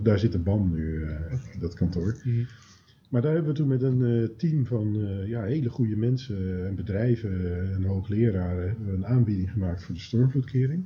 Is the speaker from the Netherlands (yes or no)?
yes; Schiedam, South Holland, Netherlands; ik ben ooit geboren in Schiedam